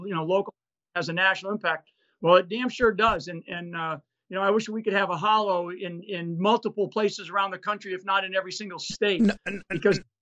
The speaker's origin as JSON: {"language": "English", "region": "Rhode Island", "country": "United States", "tie": "born or raised there", "said": "I'm an Irish Catholic kid from, you know, up in New England, up in the state of Rhode Island. Grew up as an Irish Catholic kid"}